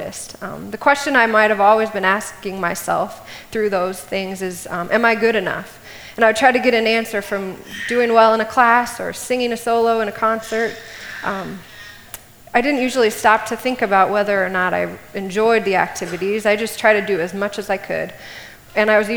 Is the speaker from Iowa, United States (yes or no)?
yes; Cedar Falls, Iowa, United States; I grew up here in Cedar Falls